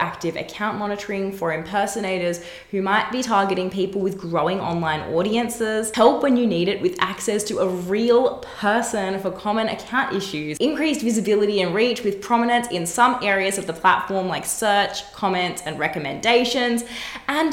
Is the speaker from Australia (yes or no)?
yes; Australia; here in my home country, Australia